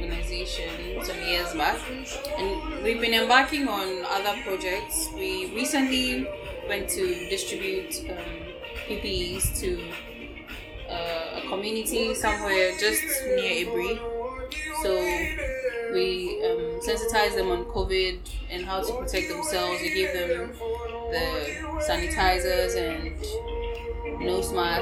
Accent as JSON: {"language": "English", "country": "Ghana", "said": "I am a Ghanaian Ewe woman"}